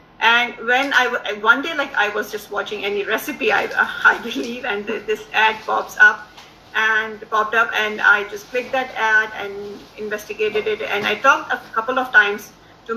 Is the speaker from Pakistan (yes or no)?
yes; Pakistan; also born or lived in Dubai, United Arab Emirates; now in Canada; Originally, I'm from Pakistan. We moved to Canada in 2015 from Dubai.